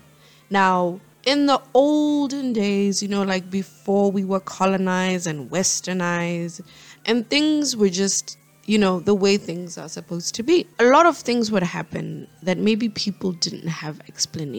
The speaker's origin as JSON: {"language": "English", "country": "Botswana", "said": "Botswana, my home country, where I'm from"}